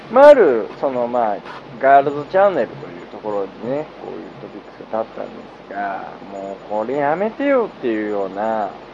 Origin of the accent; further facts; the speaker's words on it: Tsukuba, Ibaraki, Japan; 自分がつくば市出身で